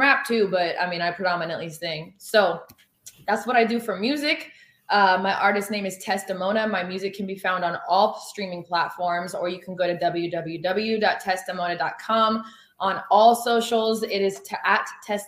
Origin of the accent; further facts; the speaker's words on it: Oregon, United States; also born or lived in Los Angeles; Born and raised in Oregon